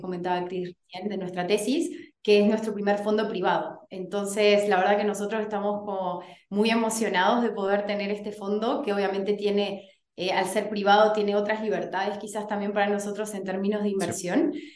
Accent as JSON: {"language": "Spanish", "country": "Uruguay", "moved": "as an adult", "lives_now": "Chile", "said": "soy uruguaya, pero estoy en Chile hace casi 10 años ya"}